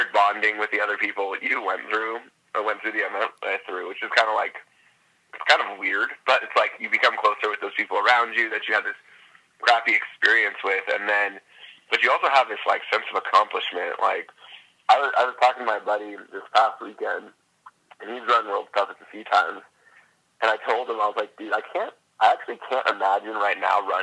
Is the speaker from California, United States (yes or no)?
yes; Fresno, California, United States; also born or lived in Los Angeles; originally I'm from California. Grew up there. And then grew up in Fresno, which is, like, Central California.